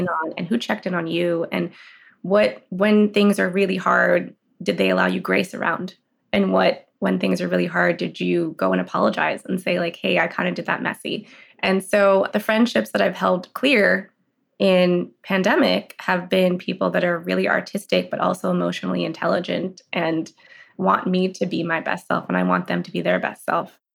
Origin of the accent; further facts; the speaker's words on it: Los Angeles, California, United States; also born or lived in San Francisco / Boulder, Colorado; I'm in Los Angeles now. I grew up here.